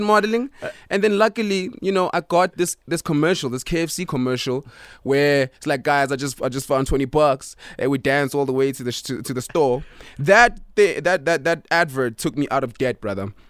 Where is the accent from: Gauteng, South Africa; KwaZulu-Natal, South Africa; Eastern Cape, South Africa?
Gauteng, South Africa; Pretoria; I am from Pretoria